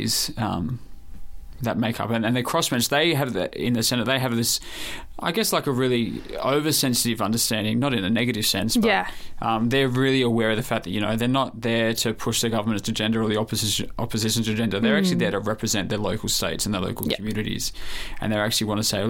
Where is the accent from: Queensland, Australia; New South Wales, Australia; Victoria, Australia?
New South Wales, Australia; Sydney; moved away as an adult; now in Melbourne, Australia; I grew up in New South Wales